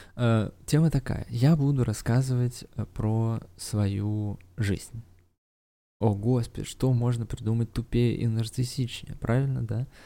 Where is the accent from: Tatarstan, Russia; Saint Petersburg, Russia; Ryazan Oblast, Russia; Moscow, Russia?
Saint Petersburg, Russia; я сам из Питера родом